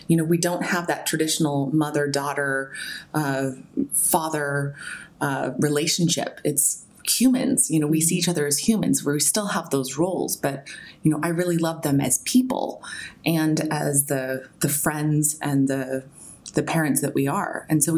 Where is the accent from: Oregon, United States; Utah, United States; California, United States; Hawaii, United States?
Oregon, United States; Albany; So I was born in Albany, Oregon. It's a small town in the middle of the Willamette Valley in America.